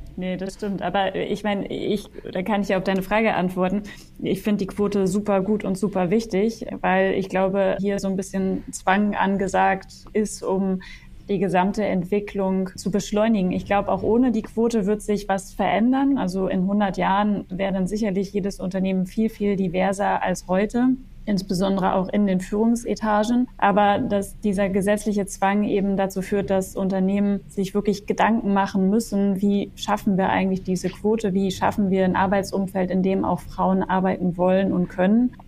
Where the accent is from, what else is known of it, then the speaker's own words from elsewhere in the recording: West Germany, Germany; ich bin zum Beispiel in Westdeutschland aufgewachsen